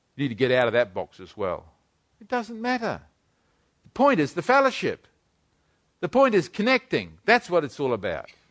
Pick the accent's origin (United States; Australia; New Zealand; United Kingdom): New Zealand; I'm a Kiwi.